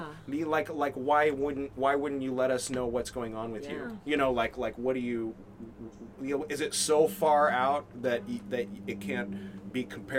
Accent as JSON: {"language": "English", "region": "California", "country": "United States", "tie": "born or raised there", "said": "I happen to have been born and raised in California, like, six generations down one line."}